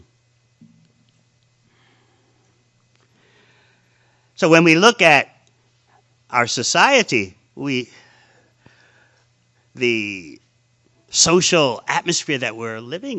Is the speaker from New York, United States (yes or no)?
yes; New York City, New York, United States; as a little boy growing up in New York City in the 50s